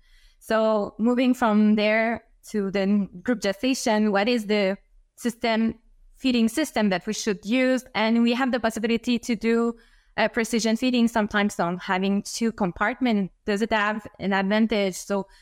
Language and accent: English; Quebec City, Quebec, Canada; English is a second language; I come from Quebec City, so I don't come from agriculture sector, but I really had interest in agronomy.